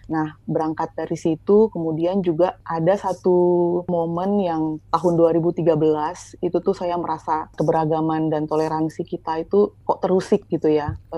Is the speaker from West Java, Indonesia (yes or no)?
no; West Nusa Tenggara, Indonesia; mungkin sudah cukup lebih maju gitu ya daripada di daerah saya di Sumbawa. Dan ketika saya balik kampung lagi